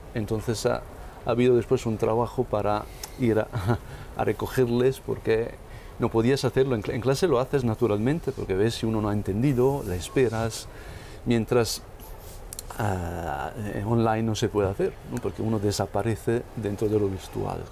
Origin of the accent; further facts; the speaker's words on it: northern Italy, Italy; now in Rome, Italy; visitándole a mi madre en mi pueblo, en el norte de Italia.